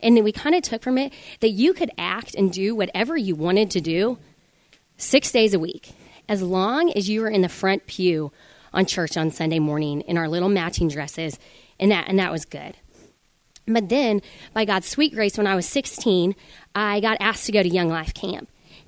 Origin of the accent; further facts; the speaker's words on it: Denver, Colorado, United States; I'm from Denver, Colorado, and I have three sisters